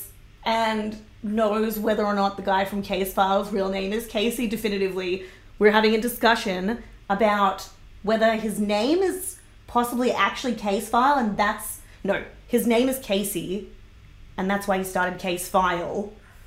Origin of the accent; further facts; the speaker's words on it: Sydney, New South Wales, Australia; moved away as an adult; now in Brisbane, Australia; I'm from Greater Sydney